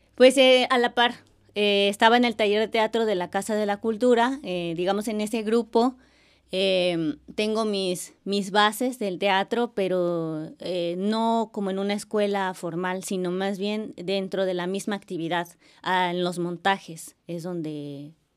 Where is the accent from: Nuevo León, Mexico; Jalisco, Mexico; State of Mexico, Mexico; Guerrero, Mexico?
Guerrero, Mexico; Acapulco; moved away as an adult; now in Xalapa, Mexico; soy acapulqueña, soy de Acapulco